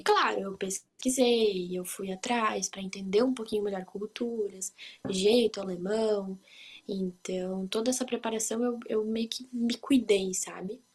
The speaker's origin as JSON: {"language": "Portuguese", "country": "Brazil", "moved": "yes", "lives_now": "Hanover, Germany", "said": "eu sou brasileira"}